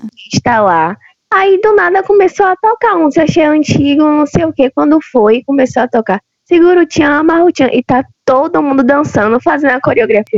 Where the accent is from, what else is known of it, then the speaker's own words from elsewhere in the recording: interior of southern Bahia, Brazil; moved away; sou do interior do sul da Bahia